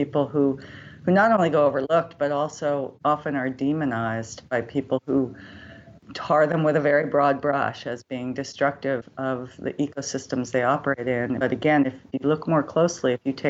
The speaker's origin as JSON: {"language": "English", "town": "Berkeley", "region": "California", "country": "United States", "tie": "born or raised there", "said": "I grew up in Berkeley, California. So I grew up in an urban environment"}